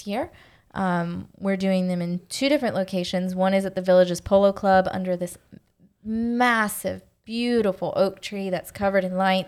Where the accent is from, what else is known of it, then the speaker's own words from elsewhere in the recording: Leesburg, Florida, United States; I'm from Leesburg